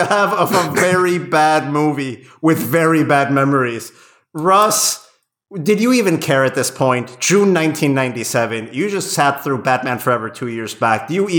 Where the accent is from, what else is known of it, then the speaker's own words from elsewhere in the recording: Querétaro, Mexico; I remember I was living back in my hometown in Mexico when this came out. It was probably the first film I saw at Cinepolis's first location in Querétaro, in my hometown, not too far from my grandparents' house.